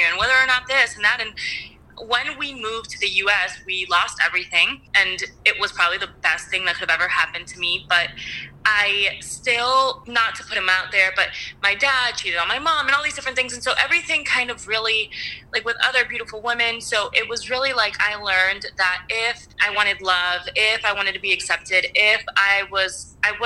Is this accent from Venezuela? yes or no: yes; Venezuela; moved away; I was born in Venezuela